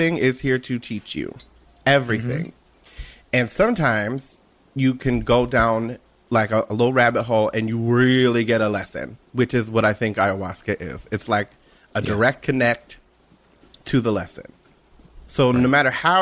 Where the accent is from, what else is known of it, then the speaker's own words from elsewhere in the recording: Washington Township, New Jersey, United States; A little place called Washington Township in New Jersey, in South Jersey